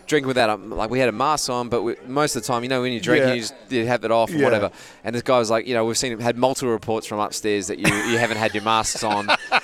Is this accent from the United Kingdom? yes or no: no; Australia; now in United States; So, I'm from Australia. What are you doing here? Oh, I'm actually just moved over here.